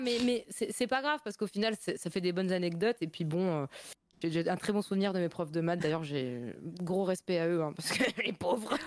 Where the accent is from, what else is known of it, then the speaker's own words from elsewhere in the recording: Metz, Grand Est, France; accent: Lorrain; je suis de Metz, euh, du coup, la région Lorraine, euh, Moselle